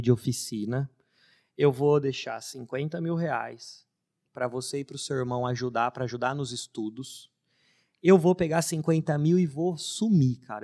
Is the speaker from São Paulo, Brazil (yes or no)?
yes; Limeira, São Paulo, Brazil; Eu já sou nascido em Limeira, sou limeirense, que é uma cidade interior de São Paulo